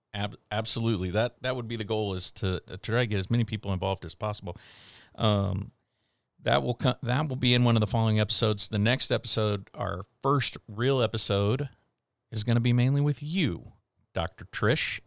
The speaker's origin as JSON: {"language": "English", "town": "Houston", "region": "Texas", "country": "United States", "also_born_or_lived": "Wyoming / Oklahoma / Seattle", "moved": "as an adult", "said": "I am originally from the Houston, Texas"}